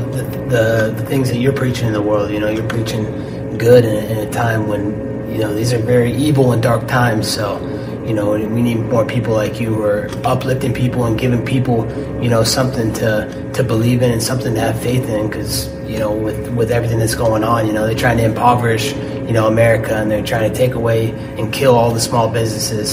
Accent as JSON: {"language": "English", "region": "Oregon", "country": "United States", "tie": "born or raised there", "said": "I grew up uh, in Oregon"}